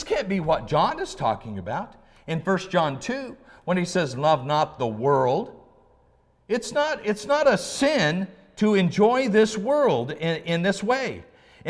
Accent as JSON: {"language": "English", "region": "Oregon", "country": "United States", "tie": "born or raised there", "said": "I grew up in Oregon"}